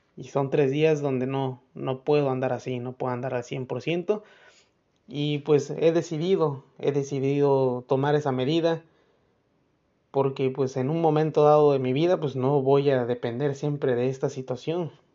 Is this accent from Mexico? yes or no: yes; Mexico; nosotros como buenos mexicanos